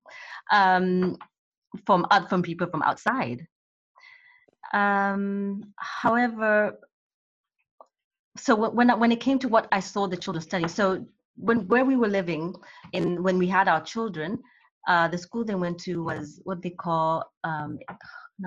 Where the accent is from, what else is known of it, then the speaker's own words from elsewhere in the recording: Kenya; moved away as an adult; I grew up in Kenya and I came here when I was 18, 19 to go to college.